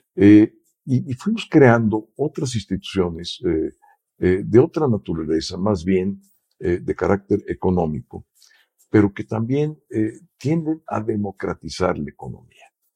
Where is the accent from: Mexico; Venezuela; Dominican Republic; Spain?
Mexico; somos mexicanos